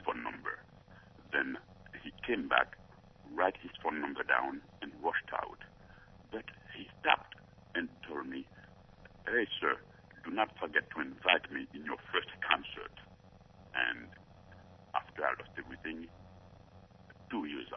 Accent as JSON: {"language": "English", "country": "Haiti", "tie": "born or raised there", "also_born_or_lived": "Georgia / New York / Orlando, Florida", "moved": "yes", "lives_now": "United States", "said": "I was born in Haiti, and I came here. It's been almost 35 years."}